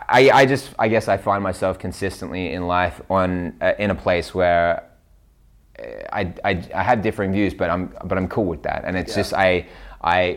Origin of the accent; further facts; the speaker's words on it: Newcastle, New South Wales, Australia; In Australia, Newcastle.